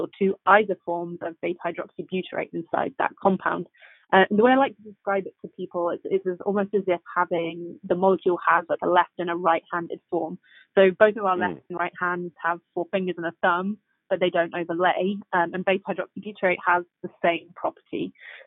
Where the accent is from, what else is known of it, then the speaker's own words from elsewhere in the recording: England, United Kingdom; moved away as an adult; also born or lived in Oxford; now in San Francisco, United States; I moved from England, as you can tell from the accent.